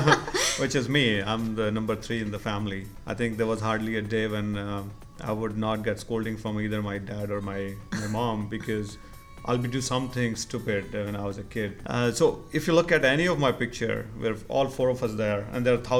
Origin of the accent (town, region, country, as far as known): Palwal, Haryana, India; born or raised there; moved away as an adult; also born or lived in Rohtak, Haryana / Allahabad / Singapore / Bellary, Karnataka; now in Richmond, United States